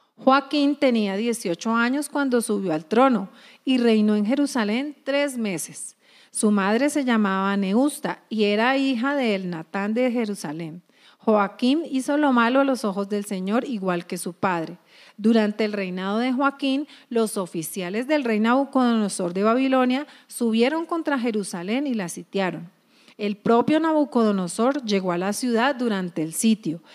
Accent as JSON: {"language": "Spanish", "country": "Colombia", "said": "nosotros somos colombianos, a ver, colombianos a mucho orgullo"}